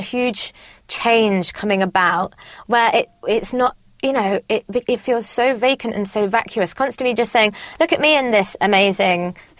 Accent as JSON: {"language": "English", "country": "India", "lives_now": "United Kingdom", "said": "But also being Indian, I'd quite like to help out with some I love children."}